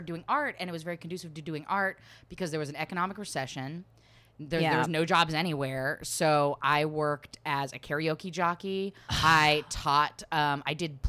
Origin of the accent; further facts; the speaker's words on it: Portland, Oregon, United States; moved away as an adult; now in Los Angeles, United States; Grew up there and I just got to LA. It's like my first move and I've been in LA for a year and a half